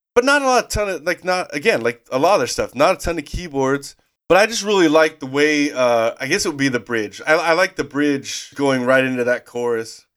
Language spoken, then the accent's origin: English; Idaho, United States; we grew up in Idaho